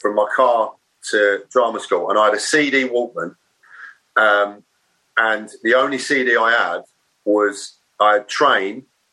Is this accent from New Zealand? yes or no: no; Maidstone, South East England, United Kingdom; also born or lived in Ashford / New Cross, London / Manchester; In Kent. Right. I was down in Kent. I was born in Ashford. Lived just outside Maidstone